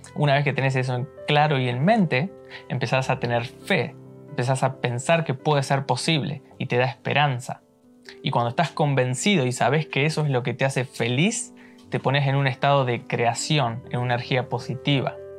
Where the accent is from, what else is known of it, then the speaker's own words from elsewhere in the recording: Argentina; moved away as an adult; now in New York, United States; yo nací en Argentina y ahora estoy viviendo acá en Nueva York.